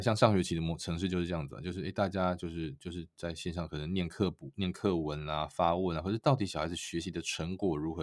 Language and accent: Chinese; Taiwan; now in United States; 一个我们台湾人嘛